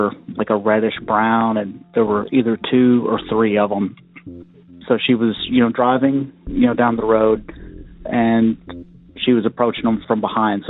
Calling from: Western Kentucky, United States; I'm calling in from Western Kentucky

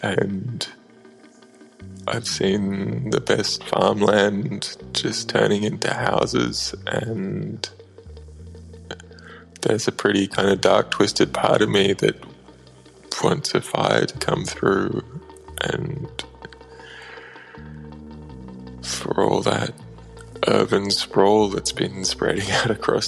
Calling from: Australia; I'm calling from Australia.

